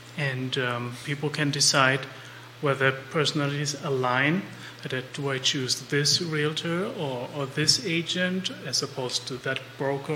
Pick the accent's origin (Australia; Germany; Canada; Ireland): Germany; also born or lived in Nicaragua; now in Central Virginia, United States